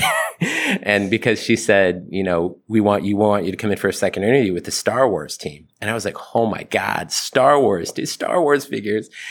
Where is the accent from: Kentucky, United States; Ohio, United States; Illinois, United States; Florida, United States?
Ohio, United States; I, I grew up in Ohio